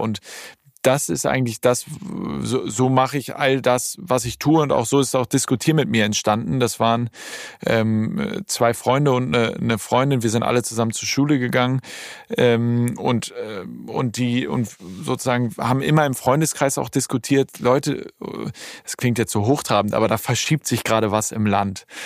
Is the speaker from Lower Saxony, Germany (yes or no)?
no; Hamburg, Germany; moved away as an adult; now in Berlin, Germany; im Zeise Kino in Hamburg, ja. äh, in Ortensinn. Das ist mein absolutes Lieblingskino, mein Heimatkino sozusagen